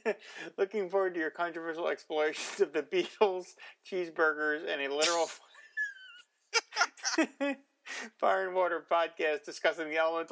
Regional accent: United States; I love being an American

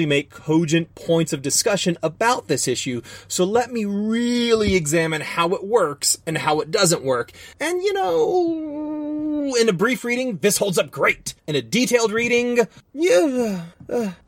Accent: the South, United States; I am from the South

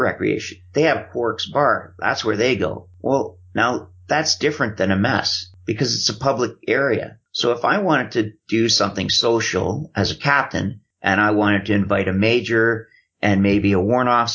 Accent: Canada; I'm Canadian

